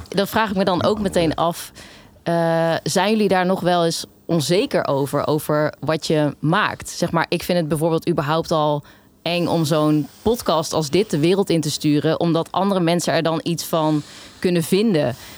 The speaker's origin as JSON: {"language": "Dutch", "town": "Elst", "region": "Gelderland", "country": "Netherlands", "said": "ik kom zelf uit Elst"}